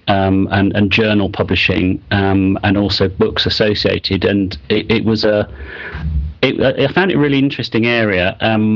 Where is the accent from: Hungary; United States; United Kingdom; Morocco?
United Kingdom; Cambridge, East of England; moved away; also born or lived in Leeds / Singapore; my sort of formative years as a secondary school student and in sixth form were really spent in Cambridge, which was, I have to say, a really nice place to grow up